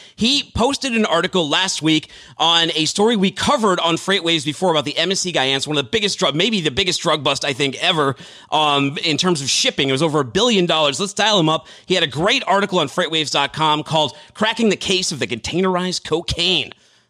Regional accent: Boston, Massachusetts, United States; I'm from Boston. We have trouble with our R's.

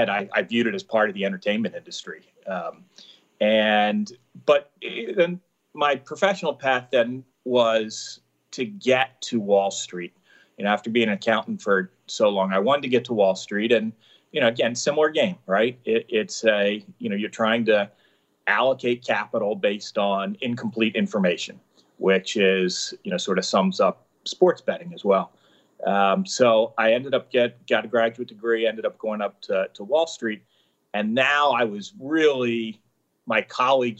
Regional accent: outside Philadelphia, Pennsylvania, United States; I grew up outside Philadelphia

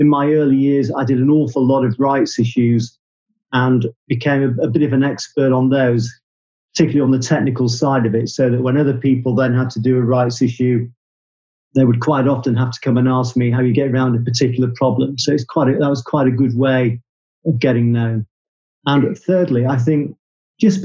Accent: Leeds, Yorkshire and the Humber, United Kingdom; moved away as an adult; also born or lived in Leicester / Guildford / London; I'm from Yorkshire, originally from Leeds

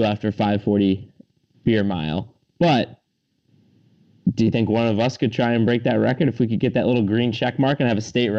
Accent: Massachusetts, United States; we're all from Massachusetts

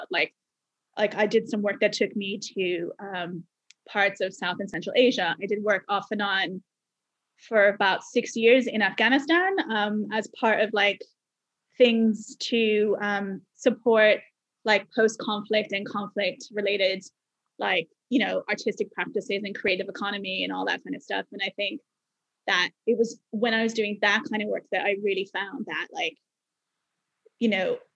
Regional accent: Bermuda; accent: mixture of Bermuda and Canada; also born or lived in Canada; and my accent has a kind of a mixture of bermuda and, and canada because i spent time in canada when i was quite young right.

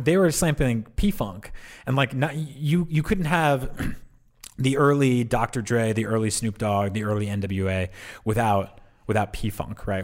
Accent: East Coast, United States; growing up in the East Coast, I grew up listening to New York City hip hop

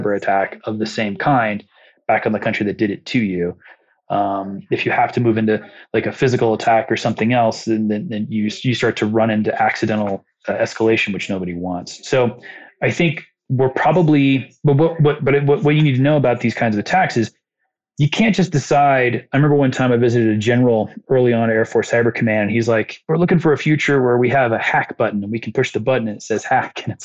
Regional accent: Muncie, Indiana, United States; born or raised there

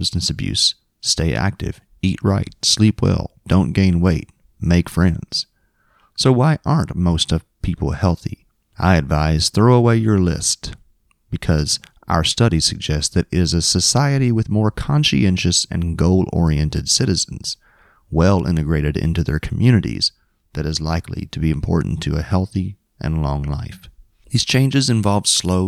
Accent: Springfield, Kentucky, United States; growing up in Springfield, Kentucky

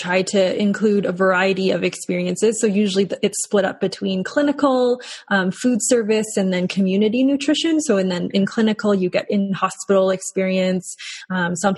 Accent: Calgary, Alberta, Canada; also born or lived in Hong Kong; I was born in Hong Kong, but I moved to Calgary when I was very young, when I was 3 years old, and I've grown up in Calgary my whole life.

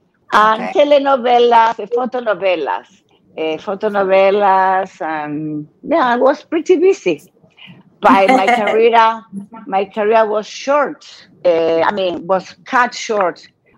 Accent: Buenos Aires, Argentina; moved away as an adult; also born or lived in Mexico; Well, I was born in Argentina, Buenos Aires, Argentina. I want everybody knows, because in the internet, they said I'm from Morocco, but I'm from Argentina. My parents, they were really older, so they only have me. I am only child. I didn't live too long in Argentina

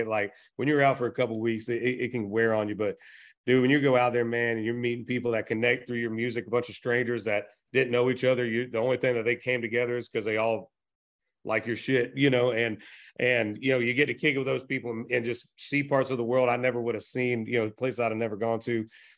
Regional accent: Eustis, Florida, United States; I'm from Central Florida, from Eustis, Florida, originally

